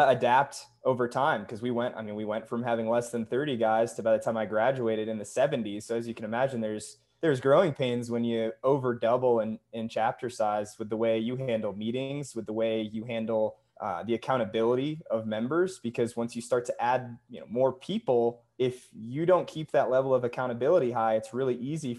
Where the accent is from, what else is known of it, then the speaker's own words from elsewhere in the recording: New Hampshire, United States; now in Salt Lake City, United States; It's what I grew up on back in New Hampshire